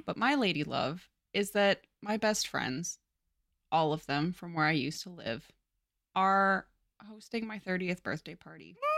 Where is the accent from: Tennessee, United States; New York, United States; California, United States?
California, United States; I'm Californian, avocados are in my blood